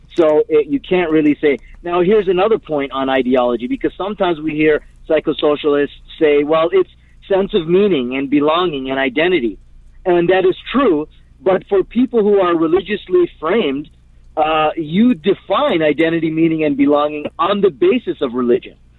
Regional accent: Canada; I'm Canadian. Uh, I don't have dual nationality

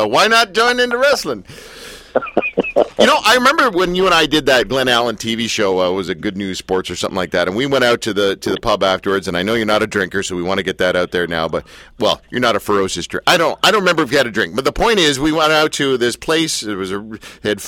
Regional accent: Canada; I'm a Canadian

